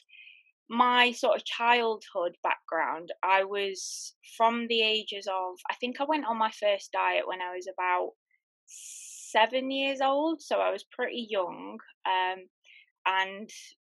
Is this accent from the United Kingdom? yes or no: yes; United Kingdom; I'm from the UK, in case you've not realized my accent